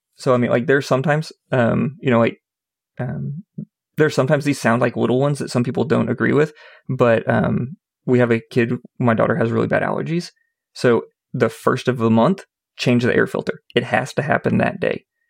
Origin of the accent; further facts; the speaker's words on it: Indianapolis, Indiana, United States; I grew up in Indianapolis.